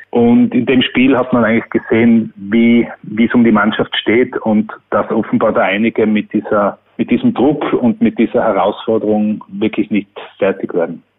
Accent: Tyrol, Austria; ich bin als Tiroler

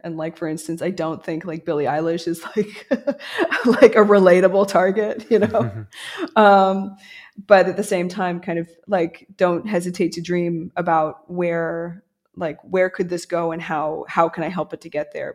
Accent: United States; moved away; also born or lived in New York; as an American

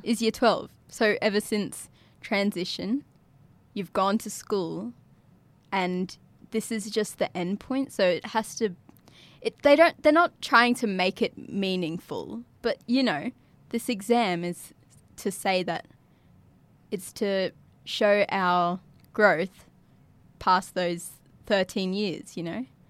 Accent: Yirrkala, Northern Territory, Australia; also born or lived in Darwin; my life has always been growing up in Yirrkala

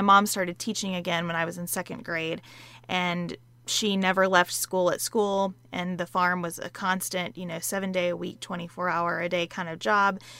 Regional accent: Western Kentucky, United States; I grew up in Western Kentucky, a couple hours away from Sa-, where Sarah lives. on a dairy farm

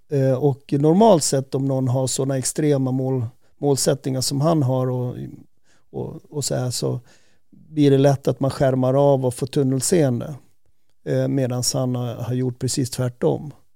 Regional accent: Säter, Dalarna County, Sweden; moved away; jag var ju uppvuxen i, i Säter

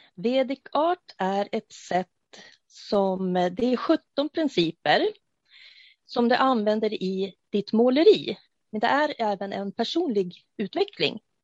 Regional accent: Uppsala, Uppsala County, Sweden; jag kommer ifrån Uppsala

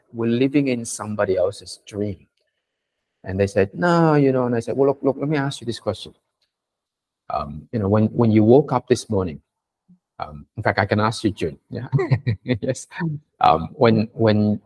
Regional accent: Sydney, New South Wales, Australia; English is a second language; when I went to on my first day at school in Sydney, in Australia, at Kapamata West Primary School, I remember I didn't speak a word of English, literally, not even hello

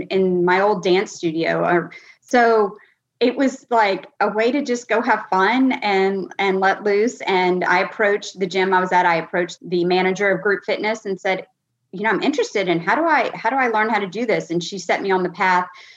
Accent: Louisiana, United States; also born or lived in New Jersey / Texas; I am in Louisiana. And other than living in New Jersey for a year and Texas for about 5 years, I've been in Louisiana.

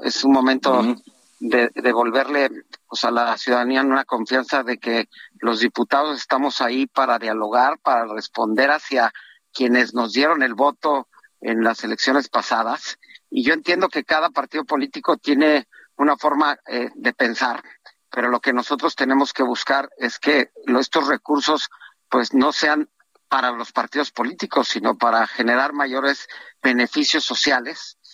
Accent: Mexico; todos como mexicanos

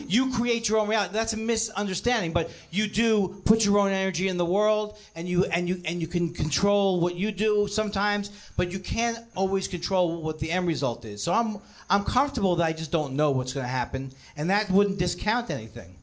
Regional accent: New York City, New York, United States; now in Los Angeles, United States; I'm from Queens and I moved here.

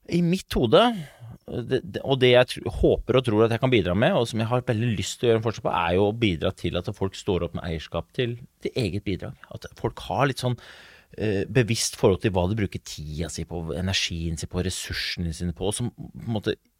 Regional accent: Oslo, Norway; Jeg vokste opp eh, på Brobekk i Groruddalen.

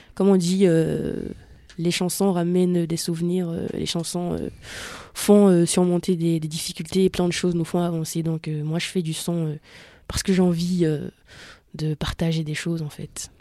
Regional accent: Benin; moved away; quand j'étais petite, parce que j'ai grandi au Bénin

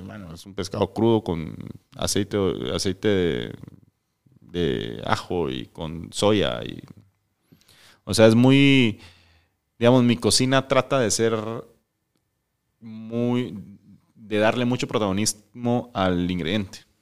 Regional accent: Guatemala; also born or lived in Mexico City, Mexico / Ensenada, Mexico / Playa del Carmen, Mexico; nosotros tenemos como guatemaltecos

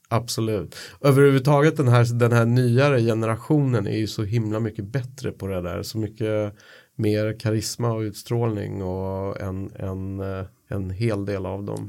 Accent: Sweden; som svensk

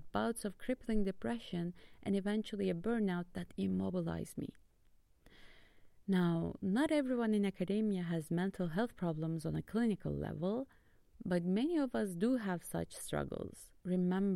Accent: Istanbul, Turkey; now in Leuven, Belgium; I'm from Istanbul, Turkey

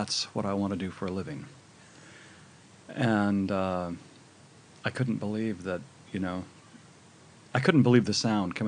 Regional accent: Northern California, United States; I grew up in Northern California

